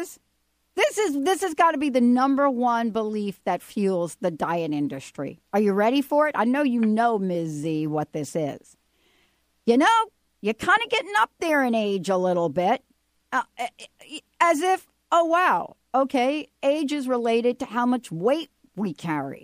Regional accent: New York, United States; I'm from New York

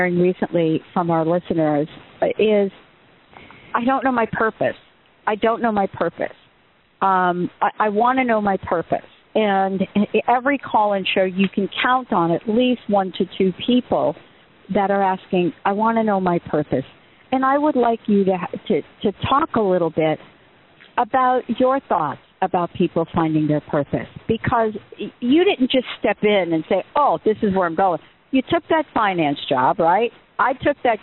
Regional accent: New York City, New York, United States; I was born in the Bronx

